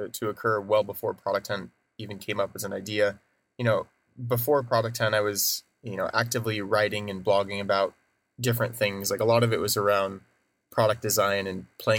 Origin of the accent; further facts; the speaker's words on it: Oregon, United States; moved away as an adult; also born or lived in Portland; now in San Francisco, United States; I grew up in Oregon